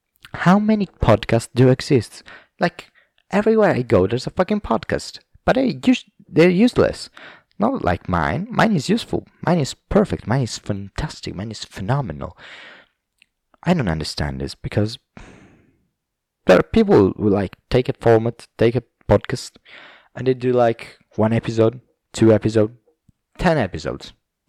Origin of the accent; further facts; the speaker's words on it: Liverpool, North West England, United Kingdom; It's like this British pronunciation, which comes out sometimes, like from the north. I'm from Liverpool, you know. I'm from Liverpool, yes.